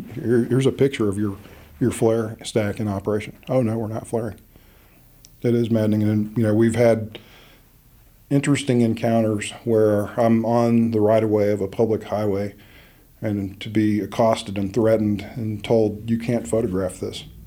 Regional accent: Midland, Texas, United States; I was born in Midland, Texas, in the heart of the Permian Basin

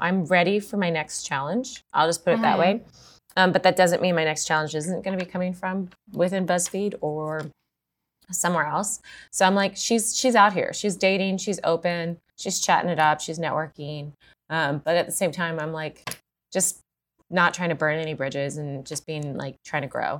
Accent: Atlanta, Georgia, United States; moved away; I'm from Atlanta

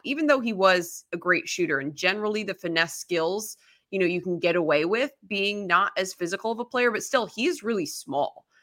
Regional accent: Chicago, Illinois, United States; I grew up in the Chicago area

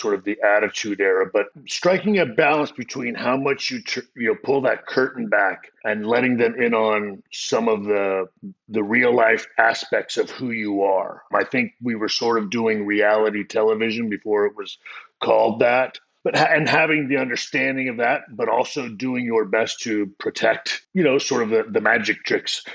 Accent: San Antonio, Texas, United States; I'm a kid from San Antonio

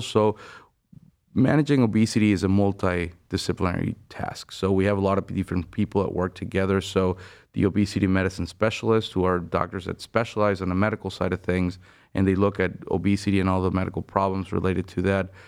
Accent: Venezuela; moved away as an adult; now in Cleveland, United States; I'm originally from Venezuela. I did medical school back home, and, uh, then I moved abroad to the U S

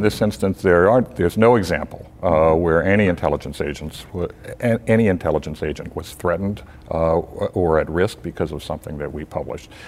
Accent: Tampa, Florida, United States; I grew up in Tampa, Florida.

